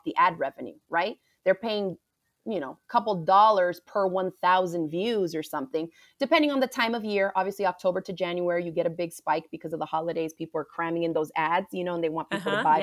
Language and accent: English; Miami, Florida, United States; I grew up right in Miami, Florida. My family is from the Caribbean